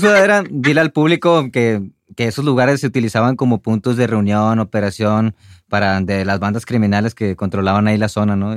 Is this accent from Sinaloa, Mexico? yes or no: no; Monterrey, Nuevo León, Mexico; salí de Monterrey